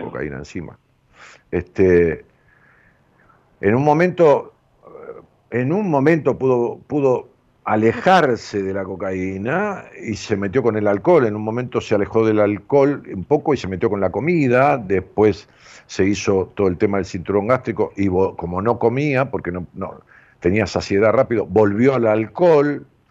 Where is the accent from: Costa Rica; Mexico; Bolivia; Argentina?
Argentina; mi pueblo, al pueblo argentino, del cual yo pertenezco, lo digo con conocimiento de causa. Porque yo he vivido aquí, mis padres también